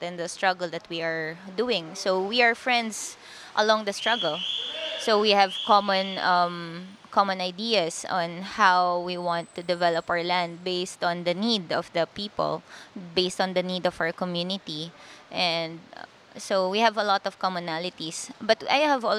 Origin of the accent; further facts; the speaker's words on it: Quezon City, Metro Manila, Philippines; also born or lived in Cordillera region; I was born in our land, in our community. But before I turned one, we transferred to the city. So I grew up in Quezon City. I had my elementary and high school education there